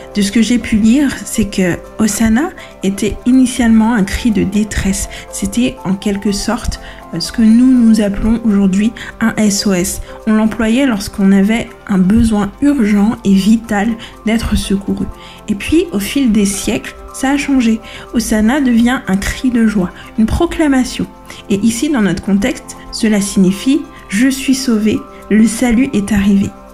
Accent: Madagascar; je suis malgache

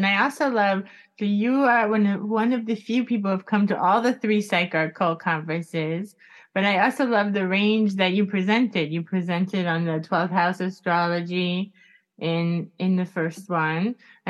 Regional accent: Miami, Florida, United States; I grew up in Miami, so there's this like close relation to Cuba

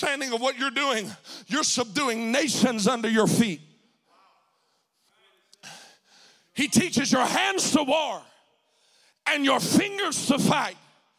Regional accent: Mississippi, United States; moved away as an adult; now in Spokane, United States; this little Mississippi boy

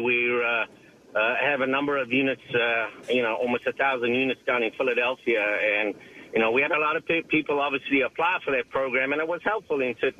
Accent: South Africa; now in United States; I'm originally from South Africa, but 20 years in the U.S., and the accent's gone away a little bit.

